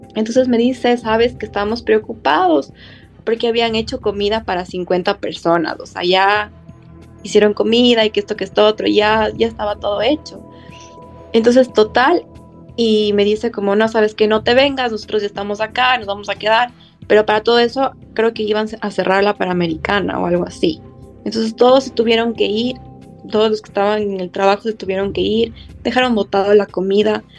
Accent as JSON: {"language": "Spanish", "country": "Ecuador", "said": "nuestros corazones como ecuatorianos"}